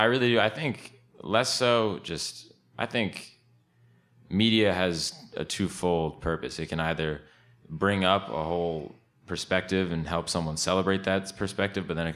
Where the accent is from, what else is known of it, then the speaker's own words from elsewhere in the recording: Woodbridge, Connecticut, United States; also born or lived in Portland, Oregon; I am from Woodbridge, Connecticut